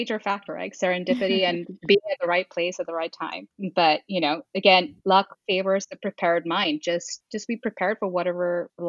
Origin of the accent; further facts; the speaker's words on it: India; moved away as an adult; also born or lived in Middle East / New York City; So I was born in the Middle East. I grew up there for 10 years and then moved to India and grew up there for another 10 years. And then I moved here moved to New York City in 2009 and lived there for 11 years.